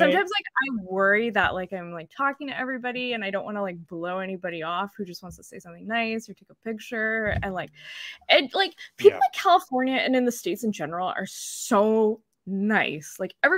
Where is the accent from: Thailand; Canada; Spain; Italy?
Canada; northern British Columbia; now in Vancouver, Canada; I'm from northern British Columbia